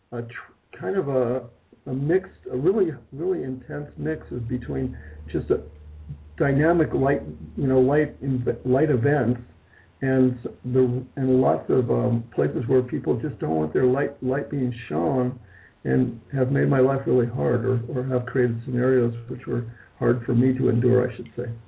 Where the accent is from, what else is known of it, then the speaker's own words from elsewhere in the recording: Malibu, California, United States; also born or lived in Hollywood, California; I was raised in Hollywood, California, where I was born in Hollywood, California. My parents moved probably by the time I was in third grade to Malibu